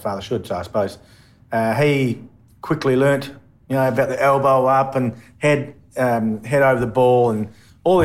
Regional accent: Bunbury, Western Australia, Australia; also born or lived in Busselton / Perth; born in Busselton, and I was about 6 years of age, we moved to Bunbury. So, spent pretty much born and bred in Bunbury

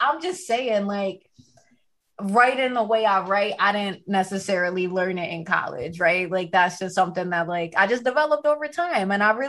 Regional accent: Philadelphia, Pennsylvania, United States; moved away as an adult; also born or lived in Boston; now in Brooklyn, United States; I'm from North Philly originally, born and raised. I went to school down being Lehigh, went to high school outside the city, all girls.

